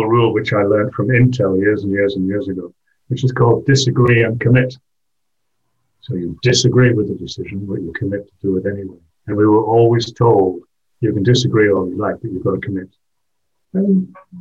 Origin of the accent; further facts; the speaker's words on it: England, United Kingdom; also born or lived in Wales / Switzerland / Belgium; now in France; I'm English